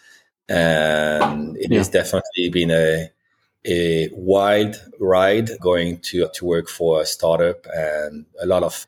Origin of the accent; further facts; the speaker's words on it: France; accent: French; English is a second language; moved away as an adult; also born or lived in Spokane, Washington; now in United States; I've got a slight French accent, and I was born in the Loire Valley